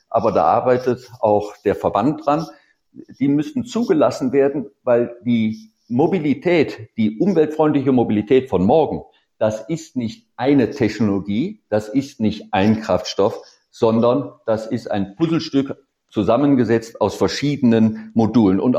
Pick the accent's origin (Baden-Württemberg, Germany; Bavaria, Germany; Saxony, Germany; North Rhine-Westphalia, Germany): Baden-Württemberg, Germany; Sicherlich, ich komme aus der Nähe von Stuttgart, da haben sie einen Kessel, da geht es mehr darum, dass man keine Abgase hat.